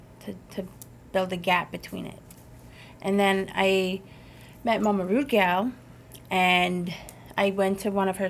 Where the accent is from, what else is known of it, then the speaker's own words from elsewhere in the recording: Treaty 4 Territory, Saskatchewan, Canada; I'm from the Treaty 4 Territory